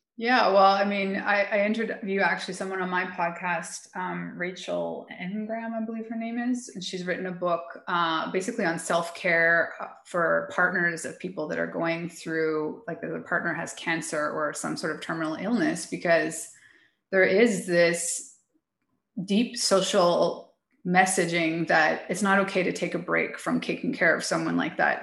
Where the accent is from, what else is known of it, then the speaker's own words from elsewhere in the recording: Calgary, Alberta, Canada; moved away as an adult; now in Mexico; 12 years now in Mexico. I'm originally from Calgary, Alberta